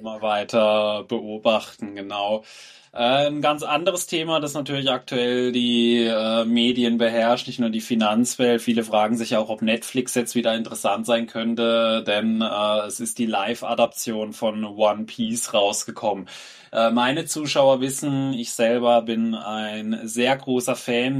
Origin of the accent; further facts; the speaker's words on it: Germany; bei uns in Deutschland